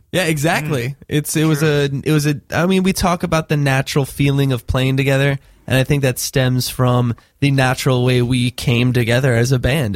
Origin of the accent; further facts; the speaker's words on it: Florida, United States; now in New York, United States; We're both from Florida